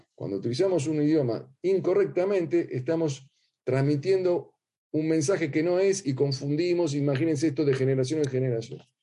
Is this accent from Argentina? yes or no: yes; Argentina; accent: Argentine; ustedes notarán ya mi acento